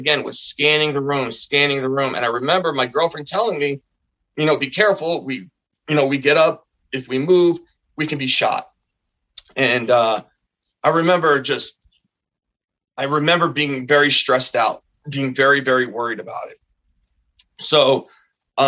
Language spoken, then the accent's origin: English; Bayonne, New Jersey, United States; my hometown of Bayonne, New Jersey